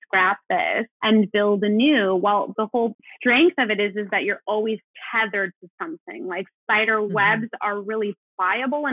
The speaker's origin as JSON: {"language": "English", "town": "Los Angeles", "region": "California", "country": "United States", "moved": "as an adult", "said": "I'm from Los Angeles and I moved away for college and grad school."}